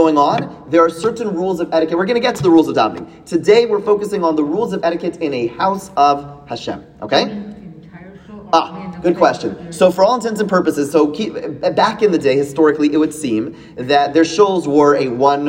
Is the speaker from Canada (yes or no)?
yes; Canada; moved away; as a Canadian